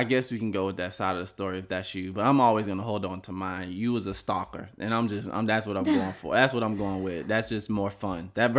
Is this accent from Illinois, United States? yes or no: no; Miami, Florida, United States; We're from Miami